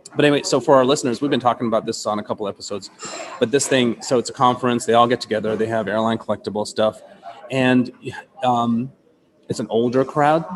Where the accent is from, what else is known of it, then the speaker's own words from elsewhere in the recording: East Coast, United States; I'm from the East Coast